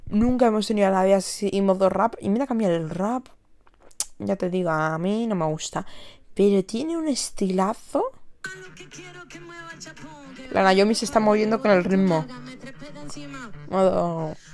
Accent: San Sebastián, Basque Country, Spain; Bueno, vengo de San Sebastián. Tengo 21 años.

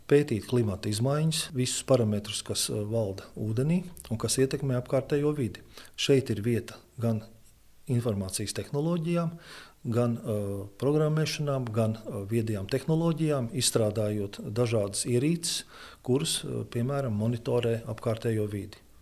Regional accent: Ventspils, Kurzeme, Latvia; now in Liepāja, Latvia; Pārcēlies es esmu, bet dzimis tāpatās es esmu pie jūras. Mana dzimtā pilsēta ir Ventspils, bet uh, pie liepājas man vienkārši nav jautājumu.

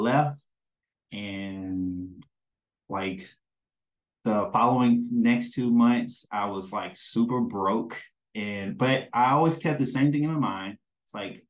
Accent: Mississippi, United States; now in Maryland, United States; I'm a man from Mississippi

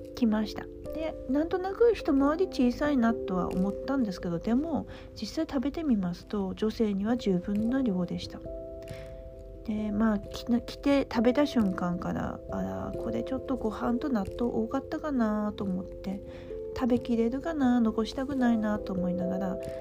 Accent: Aomori, Japan; moved away as an adult; now in Tokyo, Japan; ふるさとの青森

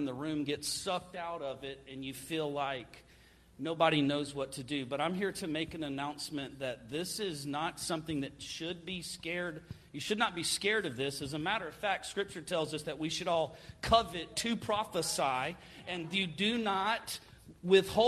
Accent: Florida, United States; I'm from Florida

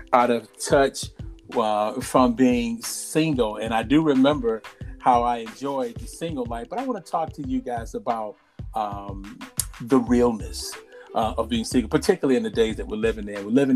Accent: Illinois, United States; in the state of Illinois, my home state

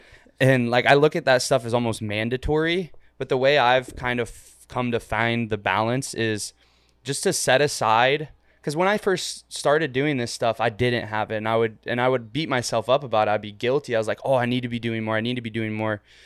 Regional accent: Ohio, United States; also born or lived in Florida; now in Miami, United States; I'm from a, like, a hundred thousand person city in Ohio

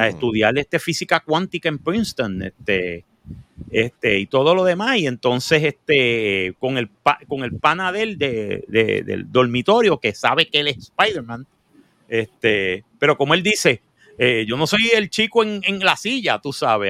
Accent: Puerto Rico

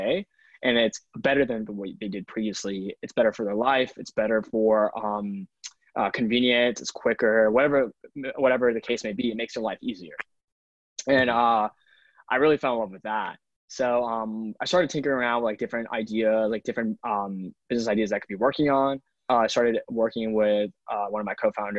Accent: Atlanta, Georgia, United States; moved away as an adult; now in New York City, United States; I grew up in Atlanta, Georgia for most of my life. I now live in New York City.

